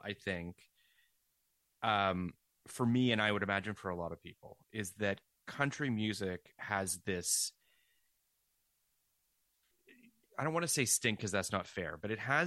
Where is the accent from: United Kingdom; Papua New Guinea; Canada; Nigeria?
Canada; Toronto, Ontario; I grew up in Toronto.